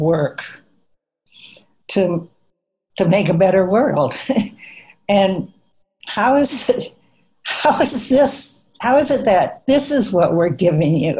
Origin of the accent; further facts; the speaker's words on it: Minnesota, United States; I grew up in Minnesota and in a little farming town